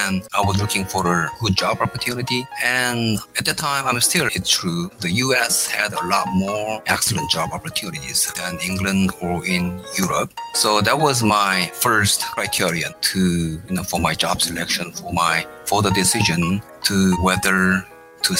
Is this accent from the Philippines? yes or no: no; South Korea; moved away as an adult; also born or lived in Tokyo, Japan; now in United States; I was born in Korea and raised in Korea